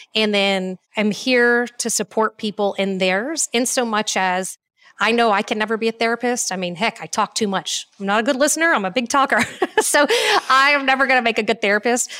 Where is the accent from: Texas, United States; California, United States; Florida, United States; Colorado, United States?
Texas, United States; Cool; also born or lived in Houston, Texas / Fort Worth, Texas; now in Austin, United States; I am a born and raised Texan. Um, I was born in Houston, Texas, and when my parents got divorced, and I was about five years old, I ended up moving with my mom